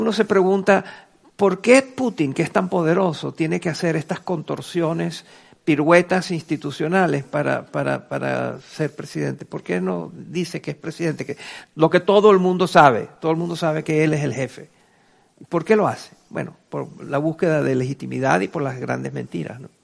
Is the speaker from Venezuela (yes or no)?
yes; Venezuela; en mi país, en Venezuela